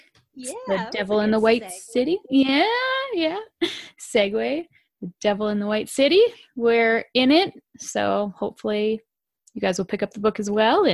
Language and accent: English; Alberta, Canada; we're Alberta girls. And I'm like, yeah, I love it. We're rednecks. We're from Alberta.